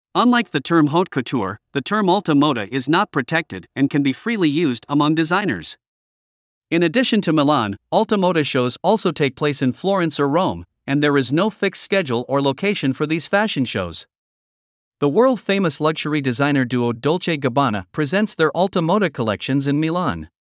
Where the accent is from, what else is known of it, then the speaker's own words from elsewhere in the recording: Germany; my hometown is Germany